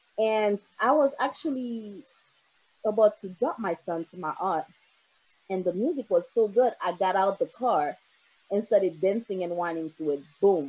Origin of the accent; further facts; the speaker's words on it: Boston, Massachusetts, United States; now in Brooklyn, United States; I've only been back here for 5 years because I grew up in Boston.